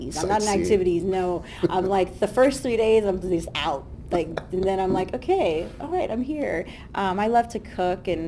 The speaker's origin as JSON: {"language": "English", "region": "Southern California", "country": "United States", "said": "I'm from Southern California."}